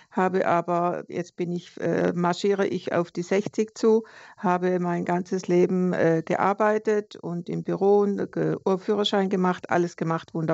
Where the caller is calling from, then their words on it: Konstanz, Baden-Württemberg, Germany; Guten Tag, hier ist … aus Konstanz.